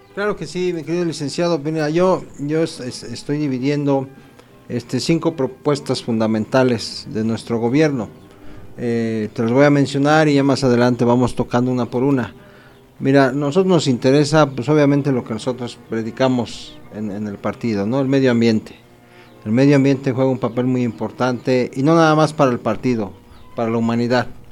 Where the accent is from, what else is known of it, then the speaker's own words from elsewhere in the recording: Acambay, State of Mexico, Mexico; estás aquí en mi pueblo